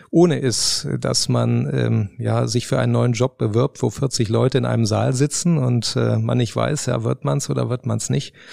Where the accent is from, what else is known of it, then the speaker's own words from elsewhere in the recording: Rhineland, Germany; now in Baden-Württemberg, Germany; Äh, ich bin Rheinländer und ähm, jetzt wohne ich in Baden-Württemberg